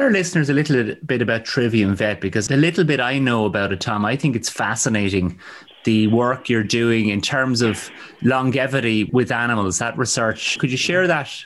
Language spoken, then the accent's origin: English; Ireland; I think as Irish people, we've always had a strong sense